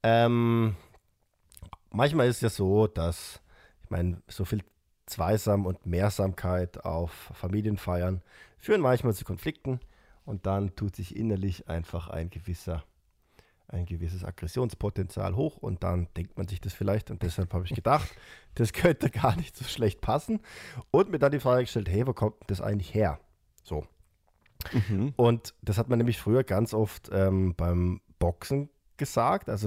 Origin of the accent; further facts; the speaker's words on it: Austria; Das ist was, was man bei uns in Österreich, glaube ich